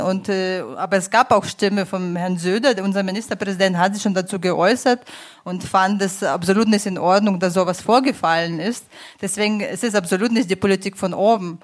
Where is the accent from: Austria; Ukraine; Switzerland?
Ukraine; moved away as an adult; now in Munich, Germany; Ich komme selbst aus der Ukraine